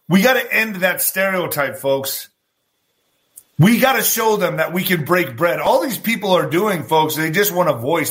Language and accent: English; El Paso, Texas, United States; also born or lived in Ciudad Juarez, Mexico; I was born in El Paso, Texas, but I was also raised in Ciudad Juarez. I came back and forth.